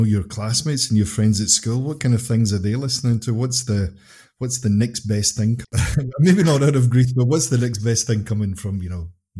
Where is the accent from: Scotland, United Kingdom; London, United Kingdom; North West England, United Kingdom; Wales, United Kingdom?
Scotland, United Kingdom; Obviously, I'm from Scotland too.